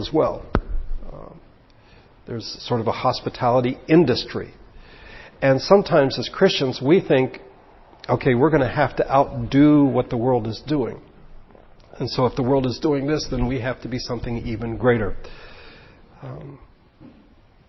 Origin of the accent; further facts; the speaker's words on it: United States; we are Americans